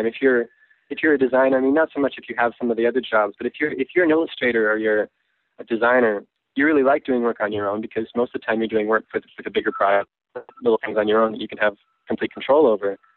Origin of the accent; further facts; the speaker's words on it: Canada; moved away as an adult; also born or lived in Vancouver / Portland; now in Los Angeles, United States; I was on a work visa because I'm Canadian